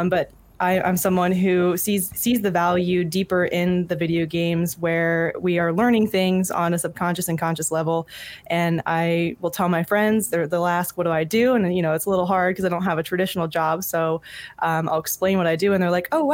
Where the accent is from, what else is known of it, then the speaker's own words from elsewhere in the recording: Jim Thorpe, Pennsylvania, United States; I grew up in Jim Thorpe, Pennsylvania, in a very, very tiny town, northeast